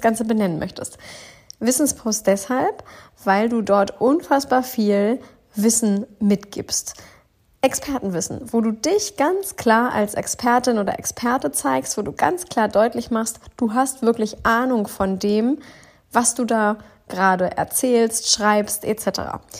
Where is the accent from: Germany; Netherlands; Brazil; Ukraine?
Germany; Northern Germany; aus dem wundervollen Norddeutschland. Ich bin wieder zurück in meiner Heimat